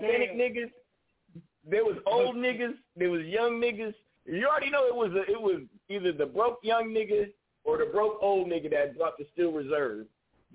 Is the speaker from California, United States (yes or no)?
yes; the Bay Area, California, United States; I'm from the Bay